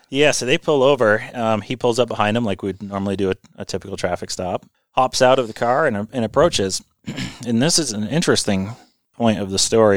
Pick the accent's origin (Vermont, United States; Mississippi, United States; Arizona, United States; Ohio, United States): Vermont, United States; also born or lived in New York; I'm a native Vermonter. I, I've um, you know I grew up in Vermont, went to school in New York